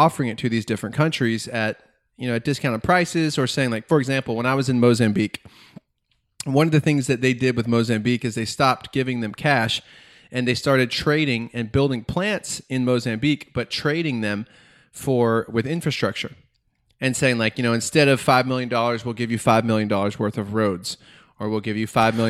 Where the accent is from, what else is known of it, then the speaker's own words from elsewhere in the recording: Macon, Georgia, United States; I'm from Macon, Georgia.